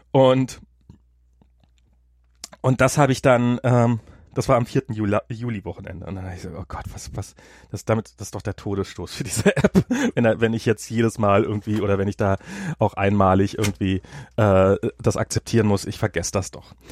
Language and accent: German; United States; German is a second language; hier für mich als Amerikaner.